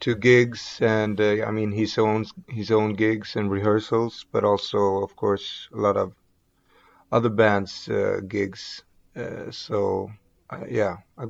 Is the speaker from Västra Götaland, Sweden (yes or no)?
yes; Gothenburg, Västra Götaland, Sweden; I grew up not far from here in a like a suburb, basically, to Gothenburg is where I grew up.